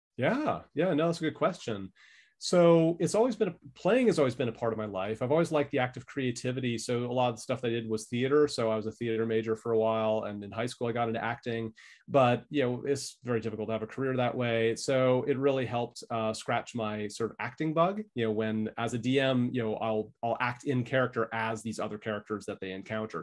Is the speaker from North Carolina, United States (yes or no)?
no; California, United States; moved away as an adult; now in Brisbane, Australia; I'm from California originally.